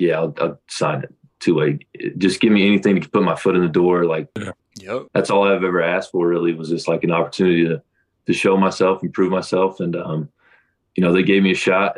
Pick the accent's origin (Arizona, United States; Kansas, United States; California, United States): Kansas, United States; born or raised there